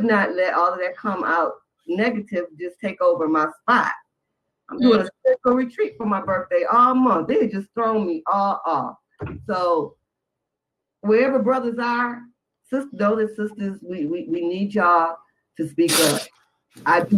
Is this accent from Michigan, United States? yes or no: yes; Detroit, Michigan, United States; I'm from Detroit